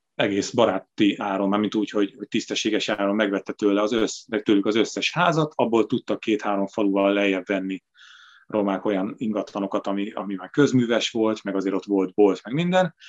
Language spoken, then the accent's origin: Hungarian; Sátoraljaújhely, Borsod-Abaúj-Zemplén, Hungary; moved away; én szülővárosomban, Sátrajóhéjen is